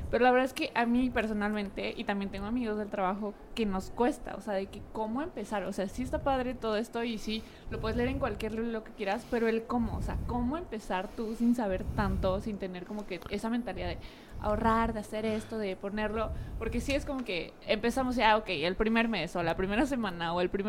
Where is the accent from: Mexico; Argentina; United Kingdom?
Mexico; Veracruz; moved away as an adult; now in Monterrey, Mexico; yo soy de Veracruz